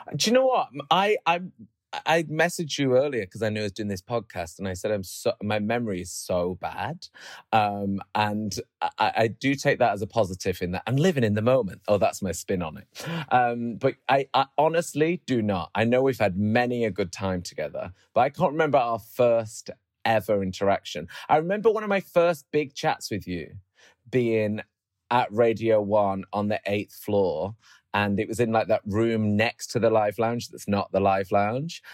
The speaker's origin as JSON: {"language": "English", "town": "Oldham", "region": "North West England", "country": "United Kingdom", "tie": "born or raised there", "also_born_or_lived": "Moss Side, Manchester", "moved": "as an adult", "lives_now": "London, United Kingdom", "said": "we moved to Oldham when I was like, I don't know, three"}